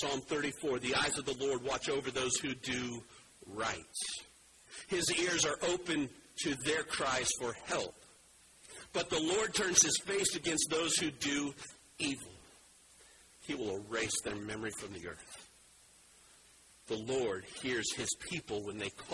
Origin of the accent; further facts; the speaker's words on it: Wyoming, United States; moved away; also born or lived in Wabash, Indiana; I grew up in Wyoming and we moved to Wabash, Indiana